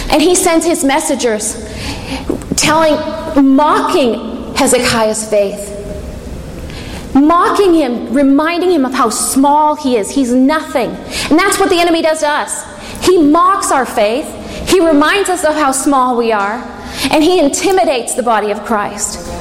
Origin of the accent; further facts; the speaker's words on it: England, United Kingdom; I'm English